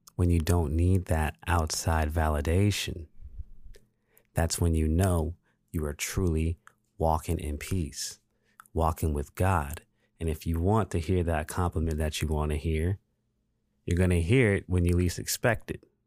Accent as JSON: {"language": "English", "town": "Pascagoula", "region": "Mississippi", "country": "United States", "tie": "born or raised there", "also_born_or_lived": "Phoenix", "moved": "as an adult", "said": "I went to elementary school here in Pascagoula, Mississippi. I went to Jackson Elementary."}